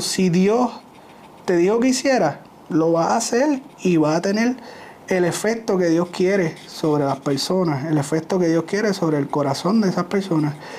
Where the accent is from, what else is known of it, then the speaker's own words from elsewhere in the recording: Ponce, Puerto Rico; somos de Ponce